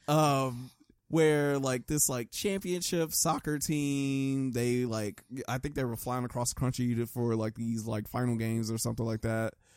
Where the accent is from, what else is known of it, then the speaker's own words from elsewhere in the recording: United States; I grew up in America